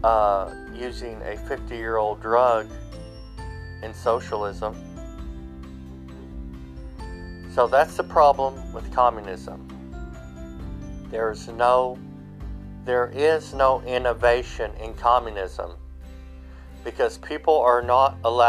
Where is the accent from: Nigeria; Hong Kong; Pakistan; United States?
United States; I'm European. I'm an American. I'm a European American. My ancestors came to this America hundreds of years ago